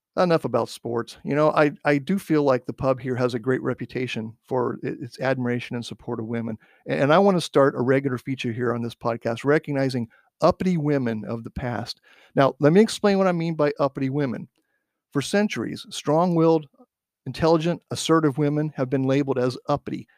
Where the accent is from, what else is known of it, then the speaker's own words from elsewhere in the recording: Midwest, United States; When I was a kid growing up in the Midwest